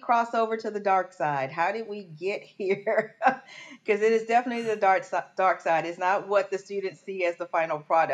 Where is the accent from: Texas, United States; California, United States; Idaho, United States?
Texas, United States; Port Arthur; I'm from Texas, and I'm from Southeast Texas, Port Arthur, Texas.